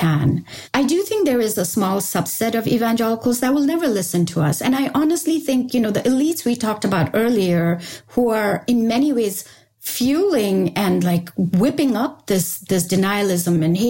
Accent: Sikkim, India; I come from Sikkim. I come from a Bhutia family, which means basically a Tibetan settled in that region family

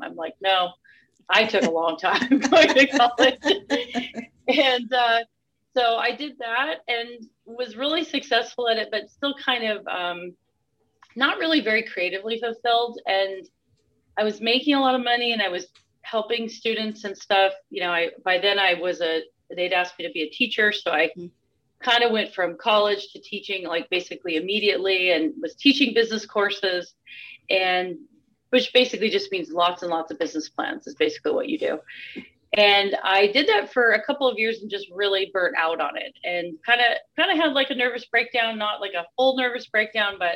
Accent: Northern California, United States; I was born in the 70s and grew up in Northern California

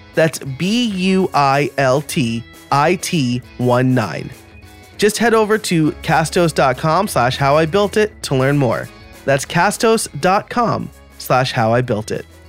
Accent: New York, United States; also born or lived in Scranton, Pennsylvania; now in Philadelphia, United States

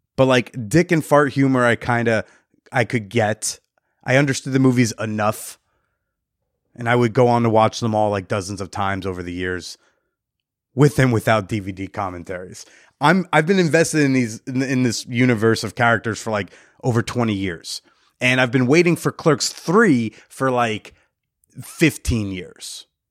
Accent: New Jersey, United States; as a Jersey native

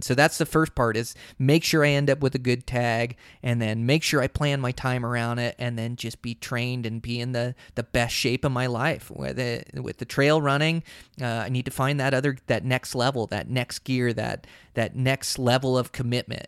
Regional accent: Montana, United States; here in my home state of Montana

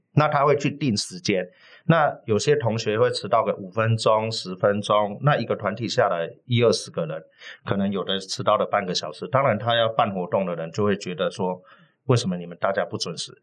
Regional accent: Kaohsiung, Taiwan; now in Taipei, Taiwan; 我来自高雄哈，是北漂七年

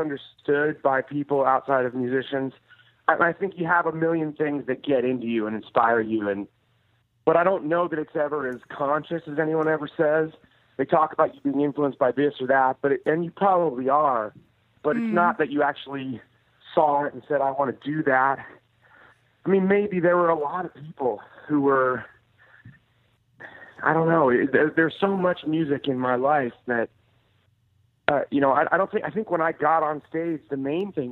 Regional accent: Oakland, California, United States; I grew up in Oakland

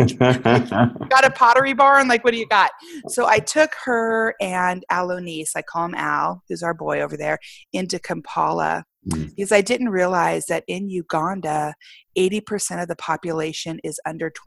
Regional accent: United States; I'm from America.

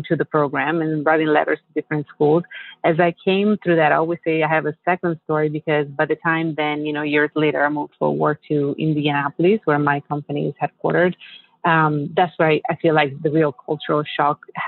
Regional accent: Italy; English is a second language; moved away as an adult; also born or lived in Los Angeles, United States; now in United States; I'm born and raised in Italy and finished university in Italy

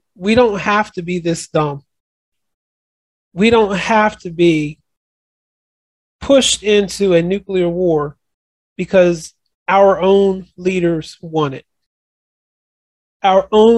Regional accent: United States; I am an American to the core part of my being

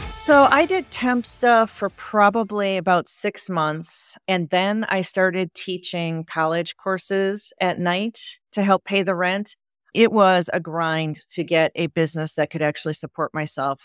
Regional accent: Wisconsin, United States; I grew up in Wisconsin

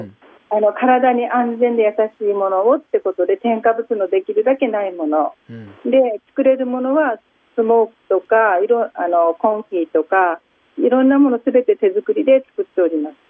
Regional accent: Fukuoka, Japan; also born or lived in Nagoya; now in Soo, Japan; 私は生まれ育ちは福岡です。

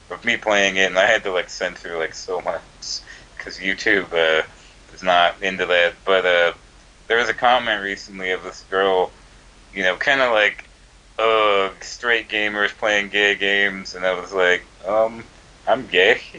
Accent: Georgia, United States; also born or lived in Virginia; My dad was in the Air Force, and then afterwards, you know, we moved to Georgia. I was born in Virginia, but I moved here when I was pretty young.

